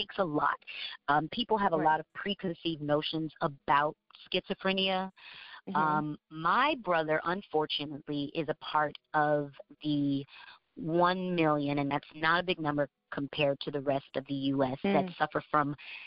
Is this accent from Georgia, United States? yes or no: yes; Georgia, United States; moved away as an adult; also born or lived in New York; now in Orlando, United States; I consider myself a Southerner. I was raised in Georgia. I wasn't born there, but I was raised in Georgia from the time I was a baby.